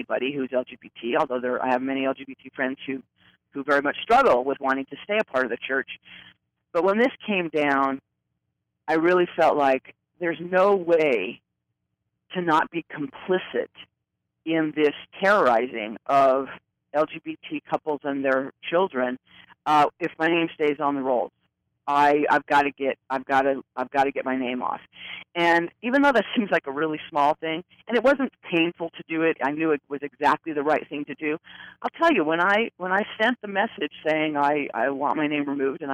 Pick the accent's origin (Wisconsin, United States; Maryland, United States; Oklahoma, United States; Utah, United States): Utah, United States; Ogden; at 8 years old in my hometown of Ogden, Utah